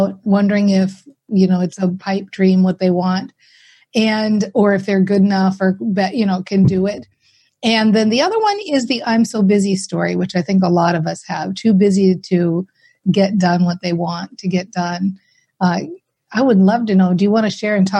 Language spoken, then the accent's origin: English; Minnesota, United States; I'm from Minnesota, right? So we're very practical people here